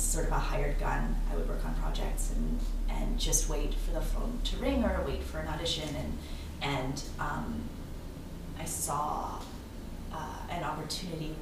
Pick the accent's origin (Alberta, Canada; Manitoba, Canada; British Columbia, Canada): British Columbia, Canada; Vancouver; I grew up in the West End